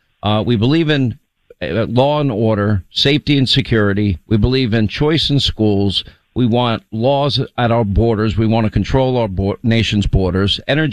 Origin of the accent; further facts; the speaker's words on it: New York, United States; moved away as an adult; As somebody who was born and raised in New York and left New York for 16 years and wish I was out of New York now